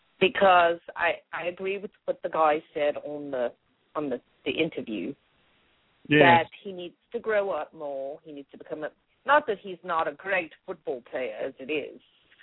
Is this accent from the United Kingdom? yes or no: yes; London, United Kingdom; Even though I am from London, I know a good football team when I see it.